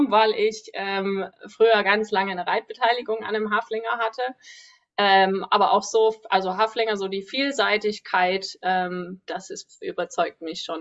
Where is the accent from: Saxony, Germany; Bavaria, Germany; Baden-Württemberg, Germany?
Saxony, Germany; Dresden; Ich bin Reitlehrerin, Ausbilderin aus Dresden.